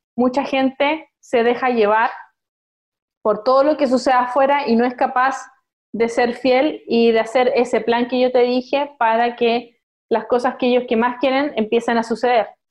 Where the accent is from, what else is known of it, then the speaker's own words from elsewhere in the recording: Concepción, Biobío, Chile; moved away; also born or lived in China; yo nací en Concepción